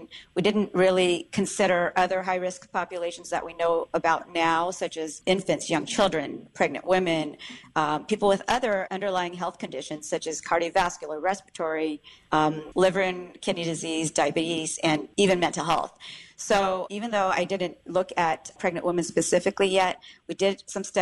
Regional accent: California, United States; I grew up in California, but I visited my extended family every few years in India

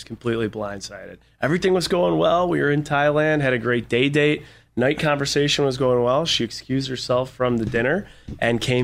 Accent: Buffalo, New York, United States; I grew up in Buffalo, New York

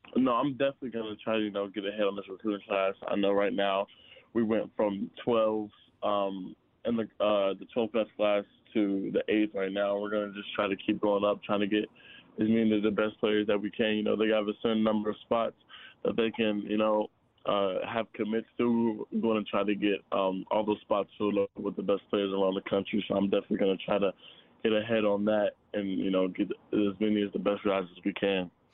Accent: Virginia, United States; now in Florida, United States; I'm from Virginia.

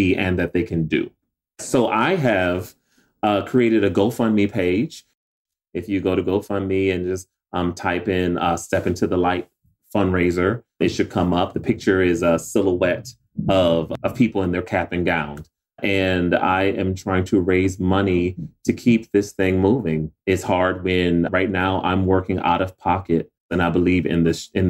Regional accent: Joliet, Illinois, United States; moved away as an adult; when I grew up in Joliet, Illinois

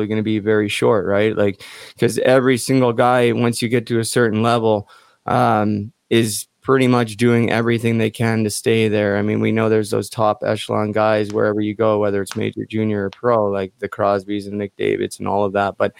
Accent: Vancouver, British Columbia, Canada; I grew up really watching in Vancouver

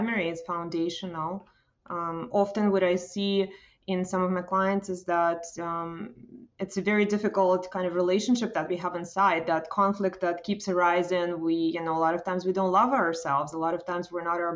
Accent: Russia; now in Toronto, Canada; I come from Soviet Union, former Soviet Union

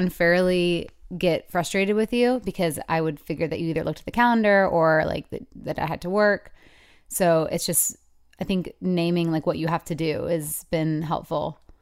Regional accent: Michigan, United States; moved away; Michigan, 'cause it's my hometown

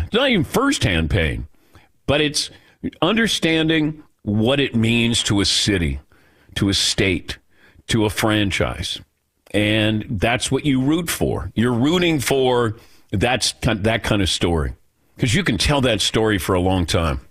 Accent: Cincinnati, Ohio, United States; I grew up in Cincinnati and I might say something about the Pirates or the Steelers or the Browns

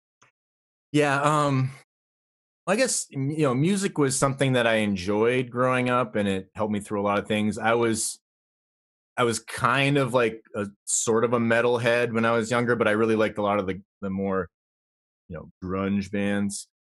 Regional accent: Vermont, United States; I grew up in Vermont

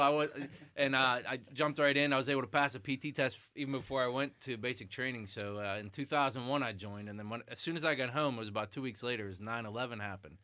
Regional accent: West Trenum, Pennsylvania, United States; I'm from West Trenum

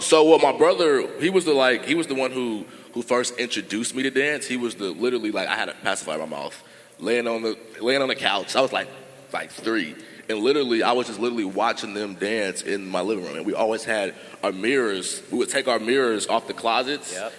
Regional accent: Sacramento, California, United States; born and raised in Sacramento

